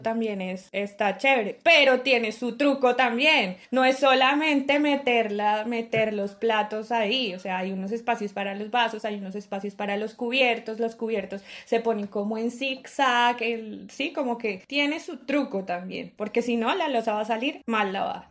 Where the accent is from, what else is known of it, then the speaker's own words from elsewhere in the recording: Colombia; siendo colombiano